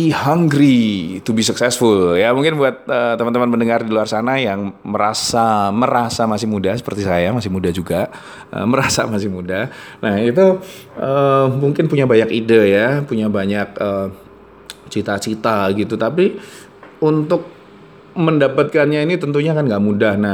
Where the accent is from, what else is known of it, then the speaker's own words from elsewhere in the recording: Surakarta, Central Java, Indonesia; paling ke Jogja dari Solo ke Jogja ya ya cah anu cah kampung saya itu ya jadi dari Solo ke Jogja itu udah seneng gue rasanya